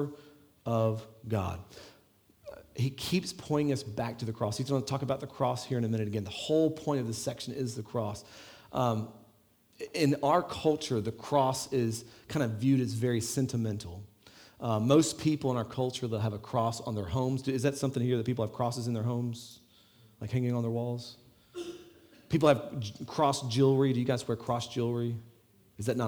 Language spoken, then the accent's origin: English; Las Vegas, Nevada, United States; now in Ireland; I'm from Las Vegas where it's like 110, and once it gets below 60, it's cold here.